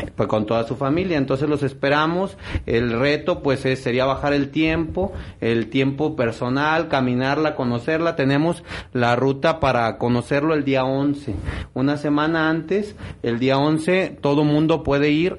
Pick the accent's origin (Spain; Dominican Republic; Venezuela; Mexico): Mexico; Etzatlán, Jalisco; soy originario de Idetzatlán